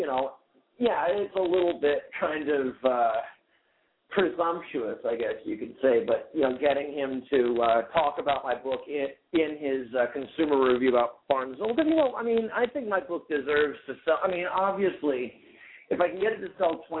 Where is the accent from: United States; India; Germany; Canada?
United States; New Haven, Connecticut; growing up in New Haven